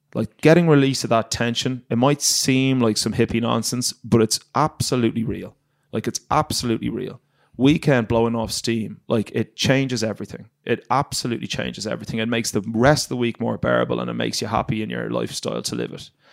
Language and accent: English; Ireland; moved away as an adult; And I grew up in Ireland